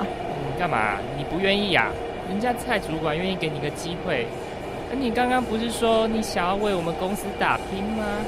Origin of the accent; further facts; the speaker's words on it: Taiwan; 就是我们台湾人很喜欢讲话，就是用然后跟的部分